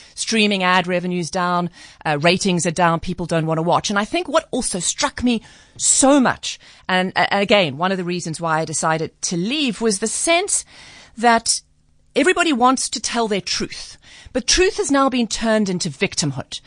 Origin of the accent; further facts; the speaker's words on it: South Africa; also born or lived in United States; I'm a South African